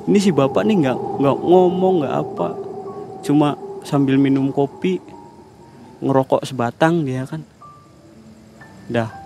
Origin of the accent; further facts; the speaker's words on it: Cirebon, West Java, Indonesia; walaupun saya orang Cirebon tapi saya belum pernah kesini